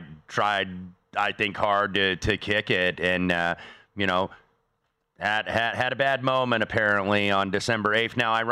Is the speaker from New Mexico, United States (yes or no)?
no; Indianapolis, Indiana, United States; born or raised there